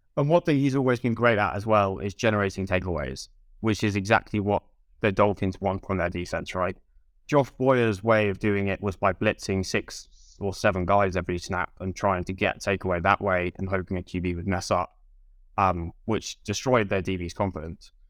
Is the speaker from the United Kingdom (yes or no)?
yes; United Kingdom; I'm British